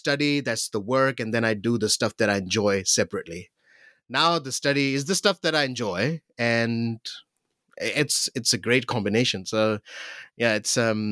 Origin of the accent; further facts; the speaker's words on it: Pakistan; moved away; growing up in Pakistan